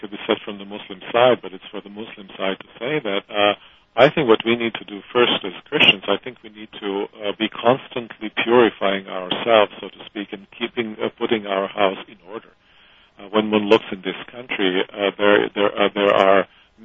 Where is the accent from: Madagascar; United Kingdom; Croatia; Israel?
Croatia; I come from Croatia